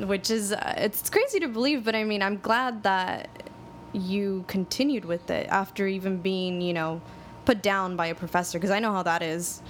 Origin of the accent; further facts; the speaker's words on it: Los Angeles, California, United States; I grew up in Highland Park